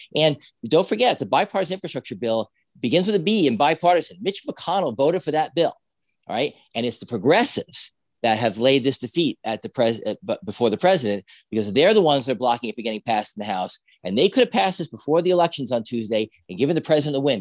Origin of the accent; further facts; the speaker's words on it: New Jersey, United States; I'm from New Jersey